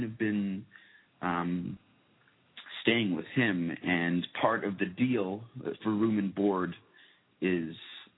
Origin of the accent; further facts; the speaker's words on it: Toronto, Ontario, Canada; I'm from Toronto